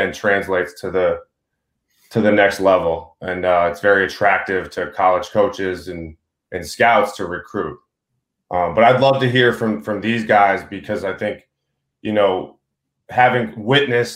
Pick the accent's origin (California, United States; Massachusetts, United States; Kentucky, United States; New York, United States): Massachusetts, United States; Boston suburbs; now in Vermont, United States; I grew up in the Boston suburbs